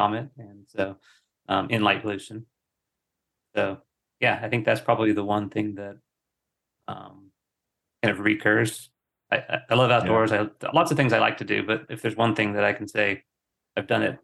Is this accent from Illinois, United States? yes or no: no; North Georgia mountains, United States; now in Atlanta, United States; I grew up in the North Georgia mountains